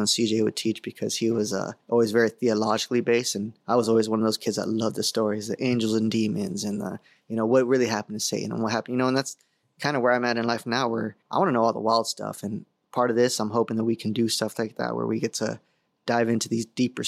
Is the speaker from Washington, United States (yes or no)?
no; San Diego, California, United States; I grew up in the San Diego area.